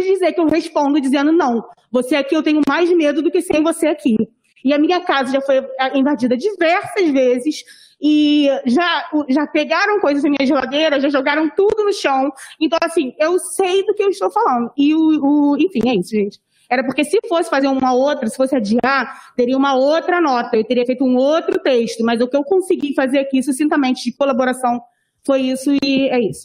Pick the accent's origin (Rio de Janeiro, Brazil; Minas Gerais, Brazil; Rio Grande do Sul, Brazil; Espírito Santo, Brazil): Rio de Janeiro, Brazil; Sou moradora da comunidade Falete Fogueteiro, desde quando nasci, ainda estou lá.